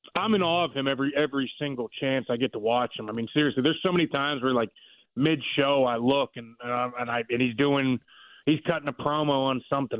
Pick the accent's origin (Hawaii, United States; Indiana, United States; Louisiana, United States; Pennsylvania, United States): Pennsylvania, United States; Pittsburgh; moved away; I grew up in Pittsburgh